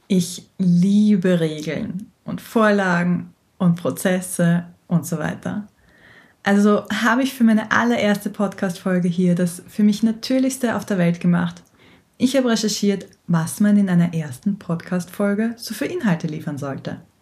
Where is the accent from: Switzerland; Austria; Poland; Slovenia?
Austria; weil ich niederländische Wurzeln hab, aber ich bin, wie du vielleicht hörst, waschechte Österreicherin.